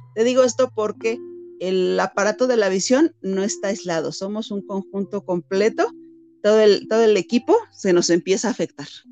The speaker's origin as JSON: {"language": "Spanish", "country": "Mexico", "said": "nosotros como latinos, como mexicanos"}